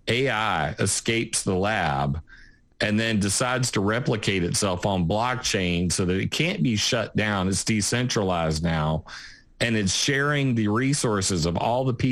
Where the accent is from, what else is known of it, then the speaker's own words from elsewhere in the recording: South Carolina, United States; I am from South Carolina